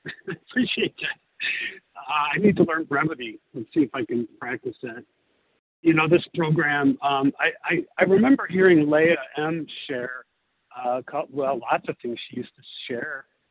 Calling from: Italy; I'm calling from Italy

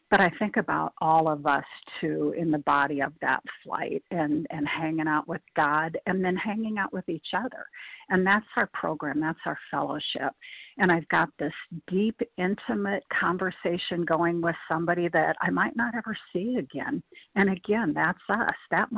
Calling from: Nebraska, United States; I'm calling in from Nebraska.

